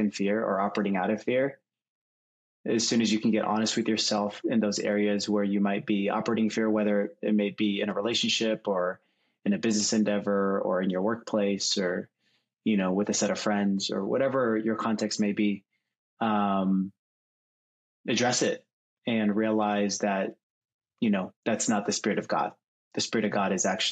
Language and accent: English; Seattle, Washington, United States; moved away as an adult; also born or lived in Chicago; now in San Francisco Bay Area, United States; grew up in Seattle